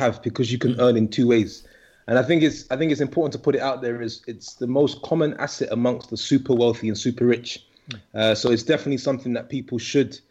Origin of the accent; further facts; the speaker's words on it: United Kingdom; we're all from the UK, so we're all British nationals